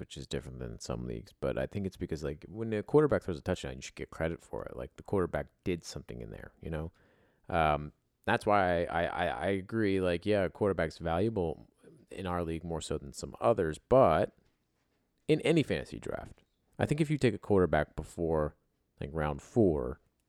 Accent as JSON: {"language": "English", "town": "Philadelphia", "region": "Pennsylvania", "country": "United States", "said": "Yeah, I'm a Philly guy. Yeah, like, where are you from? Oh, I'm from there."}